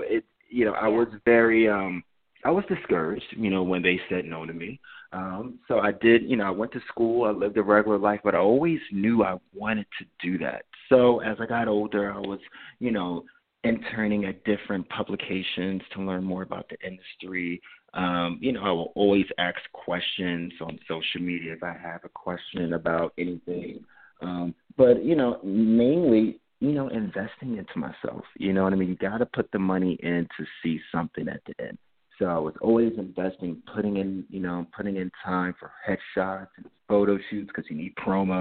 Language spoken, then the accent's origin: English; Jersey City, New Jersey, United States; moved away as an adult; now in Los Angeles, United States; I grew up in Jersey City.